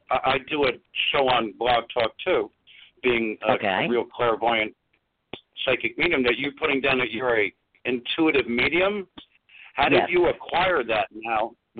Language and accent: English; LaGrange, New York, United States; I'm from Dutchess County.